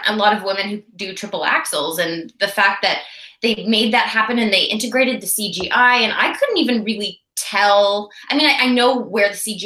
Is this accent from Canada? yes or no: yes; Canada; also born or lived in Vancouver, British Columbia; I am a Canadian actor and I'm based in Vancouver, British Columbia.